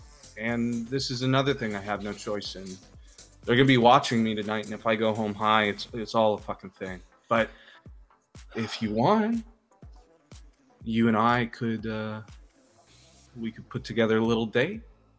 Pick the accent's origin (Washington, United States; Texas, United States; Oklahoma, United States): Washington, United States; Seattle; I grew up in Seattle. I had really weird, rich, white parents.